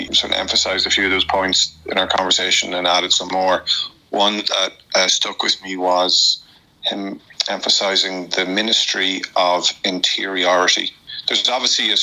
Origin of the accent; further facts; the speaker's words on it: Dundalk, County Louth, Ireland; I'm from Dundalk